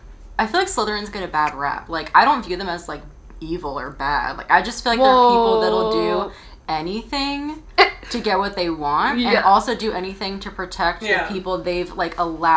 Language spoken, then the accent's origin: English; East Coast, United States; I'm technically from the East Coast too, so.